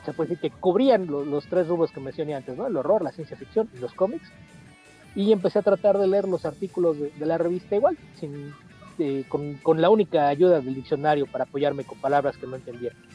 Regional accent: Mexico City, Mexico; first language Spanish; yo nací en la Ciudad de México, toda mi vida he vivido aquí

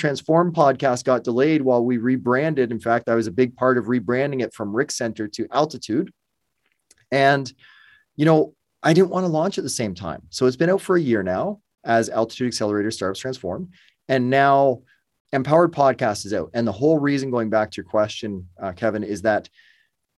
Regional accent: Burlington, Ontario, Canada; also born or lived in Windsor, Ontario; I'm Toronto local, Burlington, Ontario

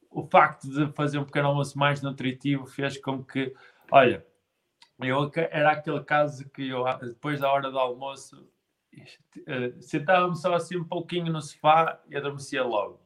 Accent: Guimarães, Norte, Portugal; eu sou de Guimarães

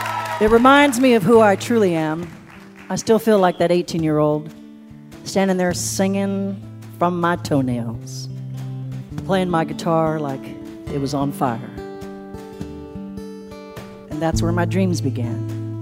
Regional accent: Appalachia, United States; My hometown is an hour from here, and I've been thinking all day about the years we spent in Appalachia. My mama raised me and my sister with nothing but our hopes and dreams.

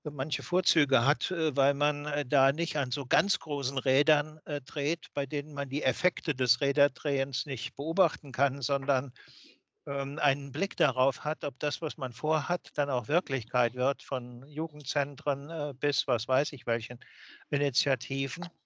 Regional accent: West Germany, Germany; wenn Sie mich als äh, äh Wessi äh, sich vorstellen

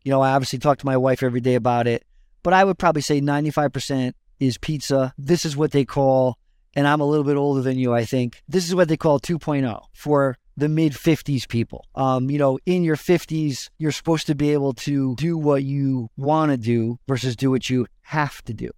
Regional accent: West Haven, Connecticut, United States; I grew up in West Haven, which is the town over from New Haven in Connecticut

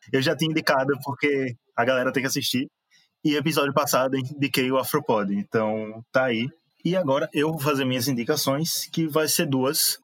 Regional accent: Aracaju, Sergipe, Brazil; Eu e … somos de Aracaju

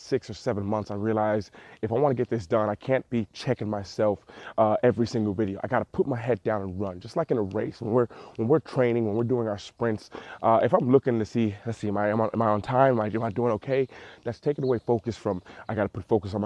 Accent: Cleveland, Ohio, United States; I'm actually currently here in Cleveland, Ohio, my hometown

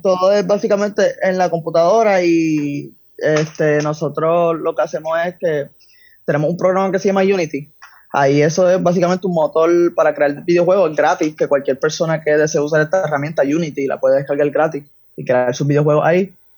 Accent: San Juan, Puerto Rico; Yo soy de San Juan, ahora mismo tengo 19 años

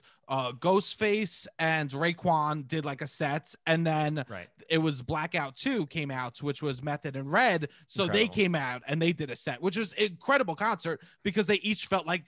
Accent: New York City, New York, United States; And I guess we're from like different parts of Staten Island. And so I'm from the South Shore, which is much more cop Italian, like red state ish, you know?

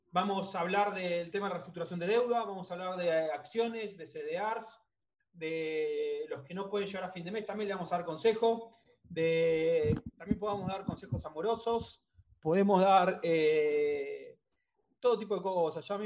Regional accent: La Pampa, Argentina; La Pampa. La Pampa.

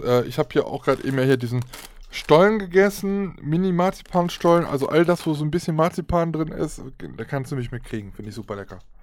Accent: Aachen, North Rhine-Westphalia, Germany; Ich komme aus Aachen

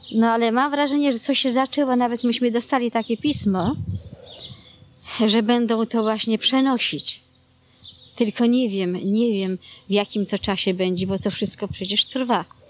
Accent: Warsaw, Masovian Voivodeship, Poland; moved away; ja pochodzę aż z Warszawy

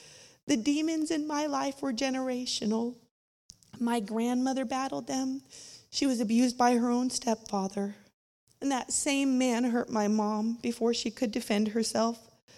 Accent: Winslow, Arkansas, United States; I grew up in Winslow, Arkansas.

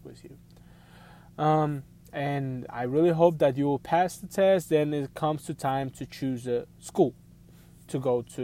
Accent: Missouri, United States; I'm from Missouri, so I go to Missouri job fair.

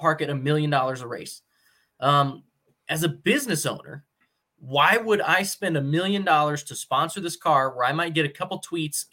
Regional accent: United States; as American people

